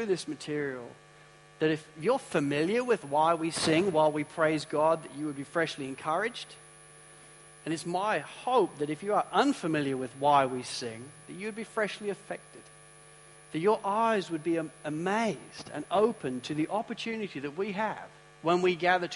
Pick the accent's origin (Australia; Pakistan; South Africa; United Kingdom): United Kingdom; I'm a British guy